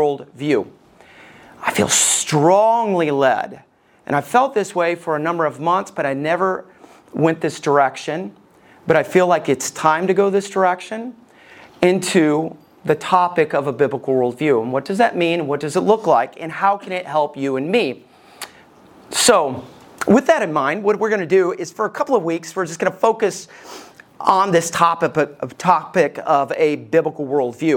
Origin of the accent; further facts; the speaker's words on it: Somerville, Alabama, United States; We lived just outside of Decatur. I lived in Somerville